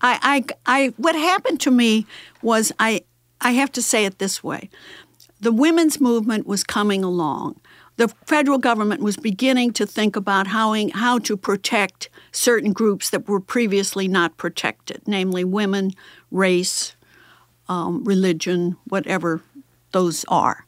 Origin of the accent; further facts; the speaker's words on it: St. Louis, Missouri, United States; I grew up very near Beaumont High School